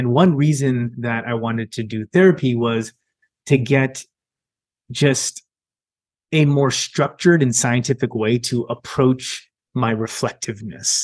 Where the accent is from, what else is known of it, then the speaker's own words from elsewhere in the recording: Milpitas, California, United States; I grew up in Milpitas, California. So in California, in the Bay Area. And I spent a majority of my childhood there